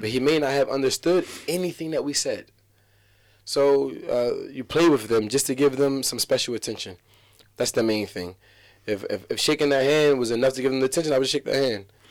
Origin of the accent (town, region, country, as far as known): Atlantic City, New Jersey, United States